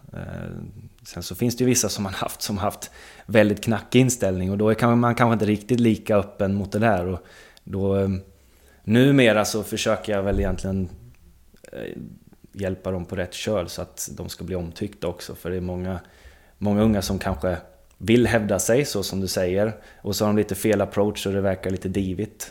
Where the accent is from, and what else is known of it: Linköping, Östergötland, Sweden; born or raised there; also born or lived in Stockholm